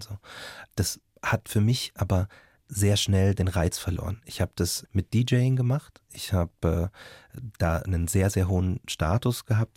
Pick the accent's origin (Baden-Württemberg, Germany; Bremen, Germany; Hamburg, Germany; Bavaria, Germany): Bavaria, Germany; Markt Schwaben; also born or lived in Munich; ich bin in München geboren, aber in Marktschwaben erst geworden